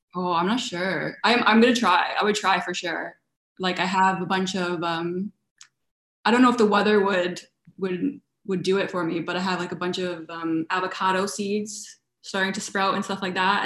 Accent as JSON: {"language": "English", "country": "Canada", "tie": "born or raised there", "also_born_or_lived": "London", "moved": "as an adult", "lives_now": "West Limerick, Ireland", "said": "I was born in Canada, and my heritage, my parents are Italian"}